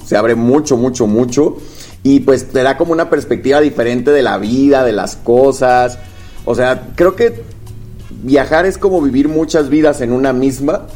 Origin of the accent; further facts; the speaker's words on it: Guadalajara, Jalisco, Mexico; soy de Guadalajara